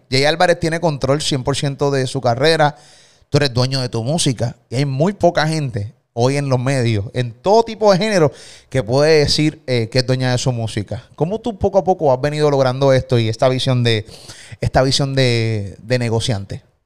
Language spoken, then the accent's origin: Spanish; Puerto Rico; soy el … de Puerto Rico